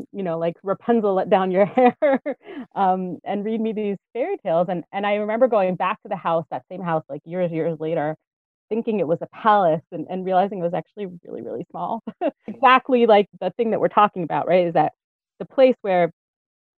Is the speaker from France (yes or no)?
no; Israel; I grew up here in Israel, actually. My family moved here when I was about a year and a half old